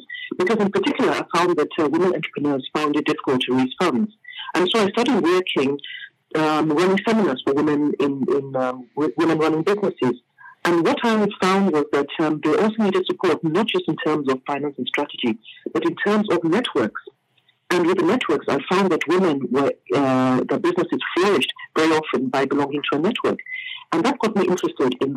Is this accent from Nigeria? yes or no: yes; Nigeria; also born or lived in several African countries; I'm from Nigeria.